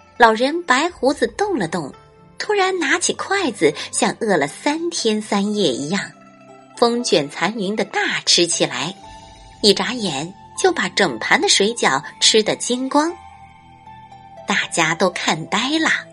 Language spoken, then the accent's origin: Chinese; southern China, China; 我是南方人